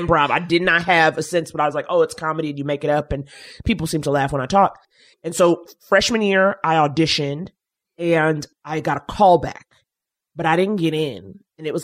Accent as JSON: {"language": "English", "region": "New York", "country": "United States", "said": "I was from New York"}